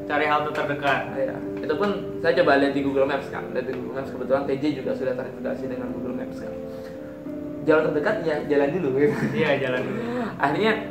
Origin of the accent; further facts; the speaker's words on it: Malang, East Java, Indonesia; Nah, di Malang.